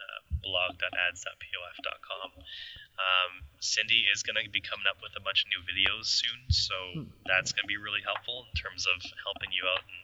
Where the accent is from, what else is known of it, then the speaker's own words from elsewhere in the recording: Canada; we're Canadian, so super friendly.